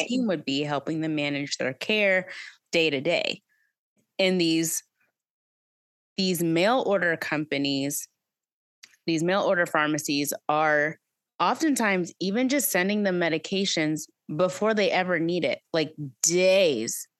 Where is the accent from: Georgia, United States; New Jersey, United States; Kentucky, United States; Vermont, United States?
Kentucky, United States; Owensboro; my hometown, Owensboro, Kentucky